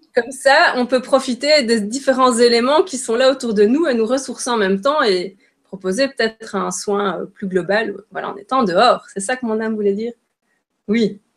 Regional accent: Belgium; je suis belge

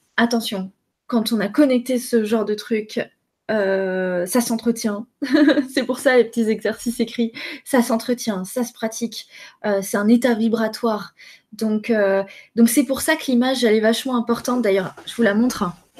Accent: France; je suis française

